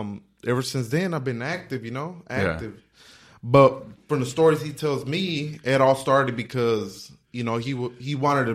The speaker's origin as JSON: {"language": "English", "town": "Los Angeles", "region": "California", "country": "United States", "tie": "born or raised there", "said": "South Central. Really? South Central LA, yeah. And it's bad, you know?"}